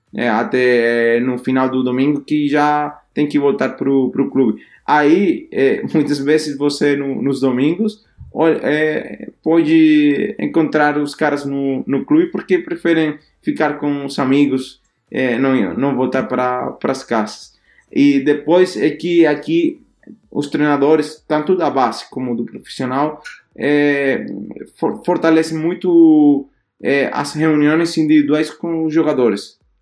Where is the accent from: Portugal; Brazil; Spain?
Spain; Portuguese is a second language; moved away as an adult; now in Denmark; somos dois espanhóis